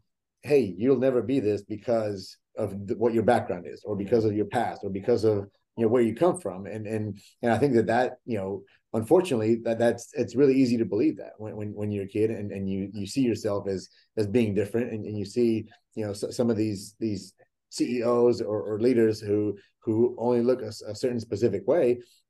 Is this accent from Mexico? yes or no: yes; Mexico; born there; English is a second language; yes, I was born in Mexico. I didn't know how to speak English, and I went to college